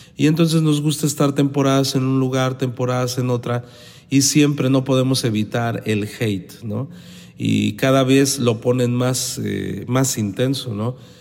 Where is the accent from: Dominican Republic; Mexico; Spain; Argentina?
Mexico; Los Mochis, Sinaloa; en la ciudad pequeñita de donde yo vengo, que es Los Mochis, Sinaloa